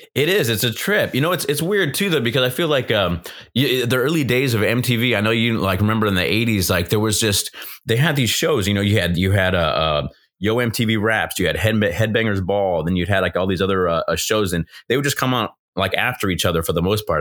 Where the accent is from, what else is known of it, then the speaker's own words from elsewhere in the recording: Southern California, United States; from California, born and raised Southern California